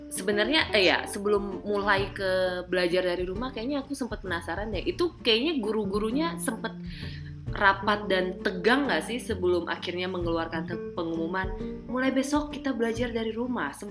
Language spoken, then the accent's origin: Indonesian; Pontianak, West Kalimantan, Indonesia; uh, yang juga salah satu guru di SMP di Pontianak, Kalimantan Barat, kampung halamanku.